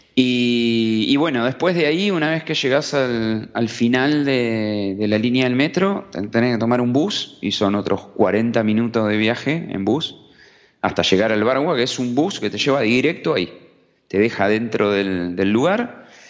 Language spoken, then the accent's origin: Spanish; Argentina; venimos de Argentina